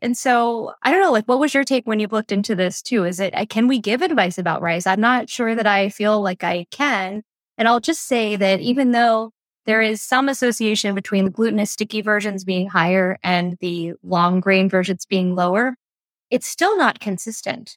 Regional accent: New Jersey, United States; born or raised there; moved away as an adult

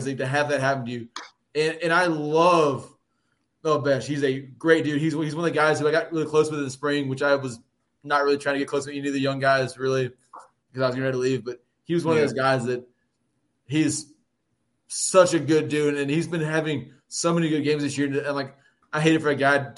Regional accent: Nashville, Tennessee, United States; being from Nashville

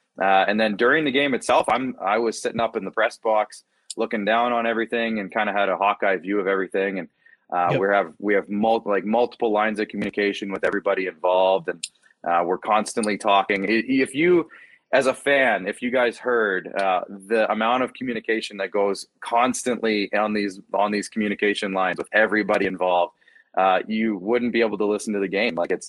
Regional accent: Moose Jaw, Saskatchewan, Canada; also born or lived in Regina; I grew up in Moose Jaw

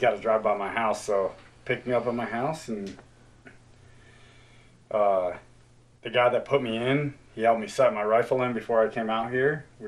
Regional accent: New Jersey, United States; moved away; I grew up in New Jersey

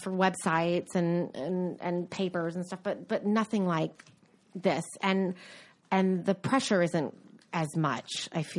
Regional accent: United States; I'm an American.

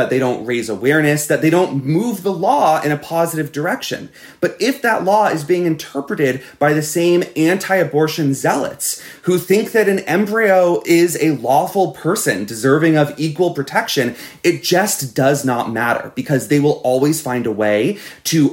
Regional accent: Florida, United States; my home state of Florida

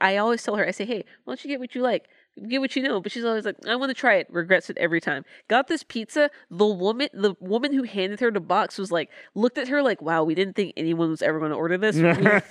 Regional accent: the South, United States; I'm from the South

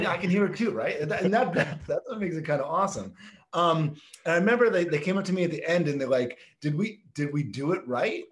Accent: Boston, Massachusetts, United States; I grew up in Boston as a, as a Red Sox fan.

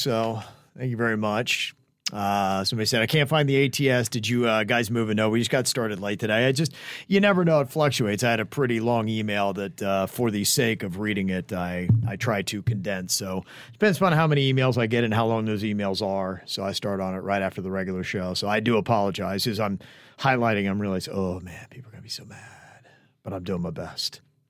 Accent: Florida, United States; now in Atlanta, United States; Even though I was born and raised in South Florida, it never felt like home to me, and Atlanta changed my life.

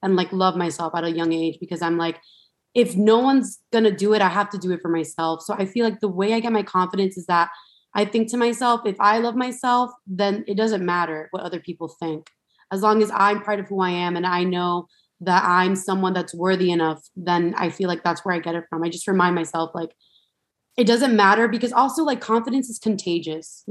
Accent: Miami, Florida, United States; I'm from Miami, Florida. And I grew up like, you know, I grew up with three sisters, the whole Latin household

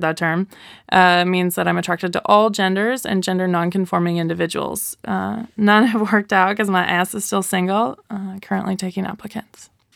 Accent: Wisconsin, United States; moved away as an adult; now in Portland, United States; I'm from Wisconsin. I moved to Portland about a year ago

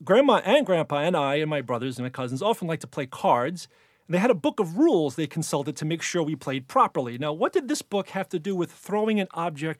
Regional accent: Hoboken, New Jersey, United States; accent: Jersey; now in New York City, United States; But I was born in Hoboken, and when I go back there, I easily code switch into a Jersey dialect.

